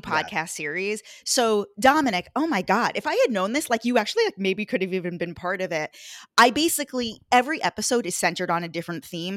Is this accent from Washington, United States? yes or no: no; Long Island, New York, United States; I'm from New York, lived here my whole life. I actually grew up on Long Island